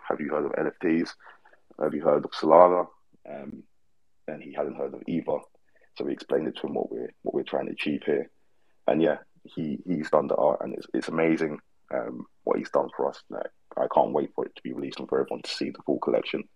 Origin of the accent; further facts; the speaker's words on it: London, United Kingdom; moved away as an adult; now in Australia; We're both from London